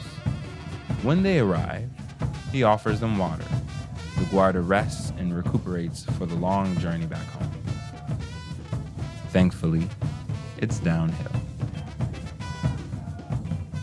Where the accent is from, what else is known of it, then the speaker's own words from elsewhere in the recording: Kansas, United States; I'm from Kansas